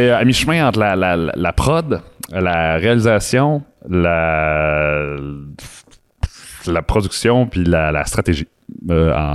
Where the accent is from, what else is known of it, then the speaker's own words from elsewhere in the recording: Alberta, Canada; born there; je suis {S0} né en Alberta parce que mes parents sont militaires.